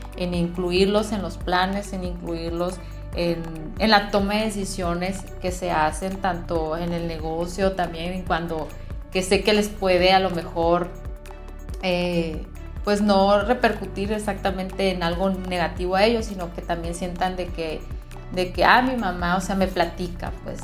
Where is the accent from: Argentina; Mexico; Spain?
Mexico; Caborca, Sonora; soy de Caborca, Sonora